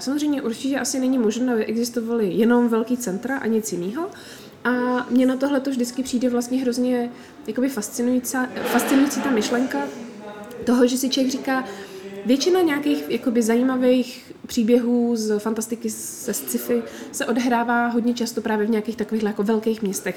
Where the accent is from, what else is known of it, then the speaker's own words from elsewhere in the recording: Czechia; my jsme z Česka